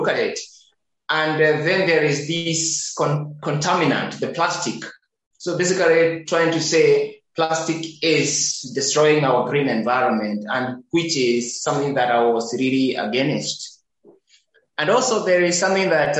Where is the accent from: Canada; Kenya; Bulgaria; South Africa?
Kenya; Nakuru, Nakuru County; on my hometown's biggest landfill